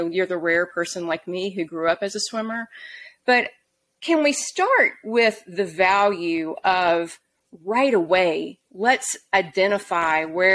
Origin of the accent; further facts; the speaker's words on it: Auburn, Alabama, United States; now in Salt Lake City, United States; I grew up in Auburn, Alabama